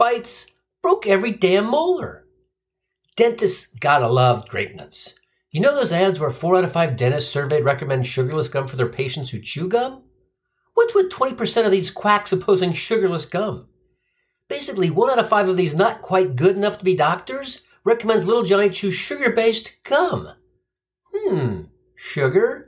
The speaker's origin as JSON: {"language": "English", "town": "Cincinnati", "region": "Ohio", "country": "United States", "tie": "born or raised there", "moved": "yes", "said": "I grew up in Cincinnati, and my mom was an English teacher at our local grade school"}